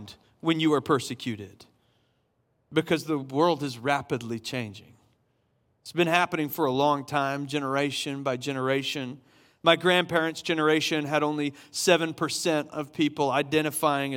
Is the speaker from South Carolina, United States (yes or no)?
yes; Summerville, South Carolina, United States; I grew up in Somerville, South Carolina, in a Baptist church